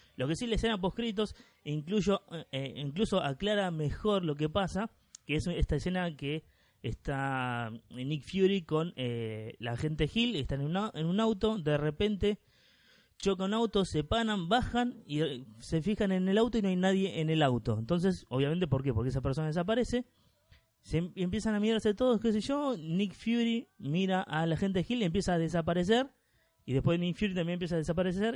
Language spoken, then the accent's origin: Spanish; Argentina; yo soy argentino